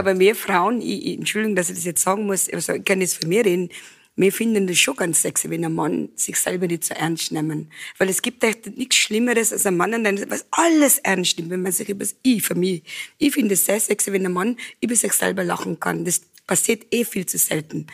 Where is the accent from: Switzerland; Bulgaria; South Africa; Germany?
South Africa; Cape Town, Western Cape; German is a second language; moved away as an adult; also born or lived in Johannesburg; now in Hall in Tirol, Austria; in Südafrika, wo ich aufgewachsen bin, wir haben äh, äh, Afrikaans und Englisch.